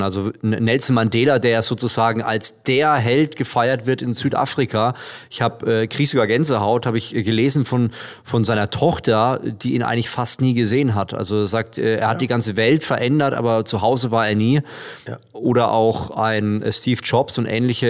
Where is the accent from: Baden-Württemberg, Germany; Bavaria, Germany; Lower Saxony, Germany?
Bavaria, Germany; Würzburg; Würzburg, meine Heimat